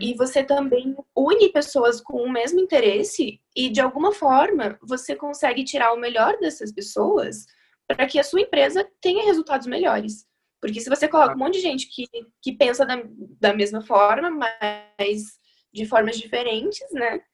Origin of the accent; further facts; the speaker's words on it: Chapecó, Santa Catarina, Brazil; also born or lived in Curitiba; now in São Paulo, Brazil; eu sou de Chapecó, no interior de Santa Catarina, mas eu morei em Curitiba durante muitos anos e agora faz um ano que eu tô em São Paulo